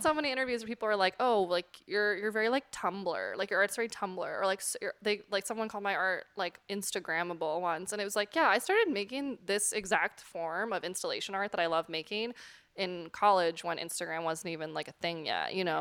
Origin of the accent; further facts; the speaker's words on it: West Coast, United States; moved away as an adult; now in New York, United States; I'm from the West Coast originally